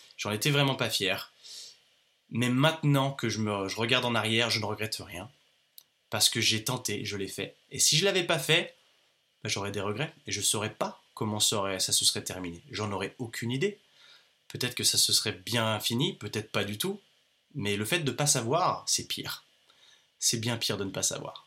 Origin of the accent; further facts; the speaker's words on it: France; also born or lived in Australia; je suis jeune, je suis un jeune entrepreneur, je suis français